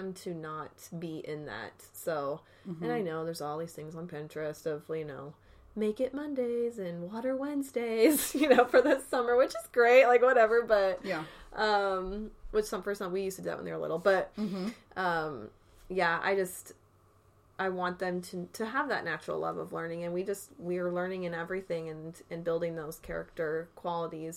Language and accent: English; Arizona, United States; moved away; back to my hometown in Arizona